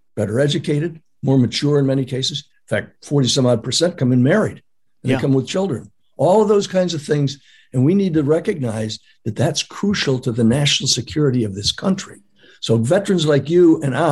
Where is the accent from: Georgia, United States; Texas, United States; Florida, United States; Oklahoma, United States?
Texas, United States; San Antonio; I was born down in San Antonio